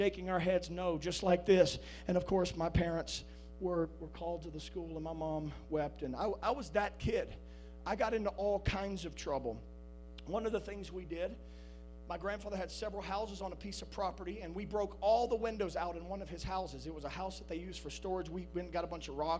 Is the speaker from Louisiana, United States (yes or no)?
yes; South Louisiana, United States; I was born on June 28th, 1982, in a hospital in South Louisiana. As a young child, my parents can attest to this, I was a Cajun's Cajun